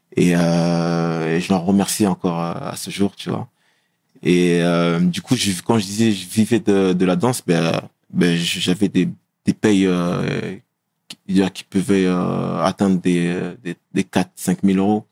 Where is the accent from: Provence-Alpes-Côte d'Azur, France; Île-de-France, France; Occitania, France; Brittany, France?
Île-de-France, France; Meaux; On a grandi à Pierre Collinet